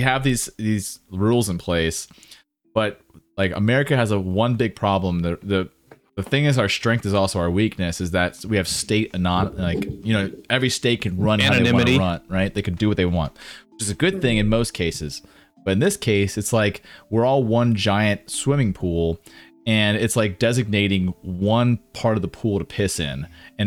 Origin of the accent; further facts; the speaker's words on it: United States; for me as an American